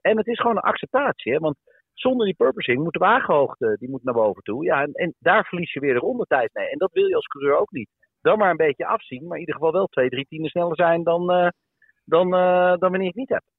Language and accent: Dutch; Netherlands; wij bedoel ik dan als Nederlanders